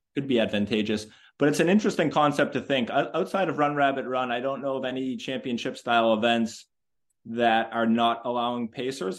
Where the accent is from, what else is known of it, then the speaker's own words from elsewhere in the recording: Boston, Massachusetts, United States; I am from Boston